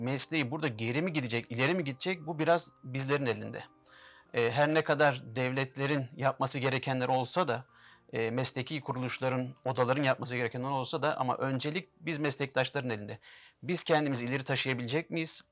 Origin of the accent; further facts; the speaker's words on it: Istanbul, Turkey; also born or lived in Şanlıurfa (ancestry); ben 1983 İstanbul doğumluyum. Aslen Şanlıurfalıyım